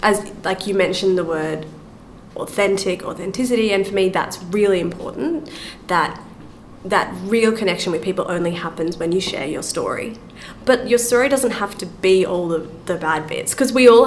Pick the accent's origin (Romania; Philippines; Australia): Australia; I'm from Australia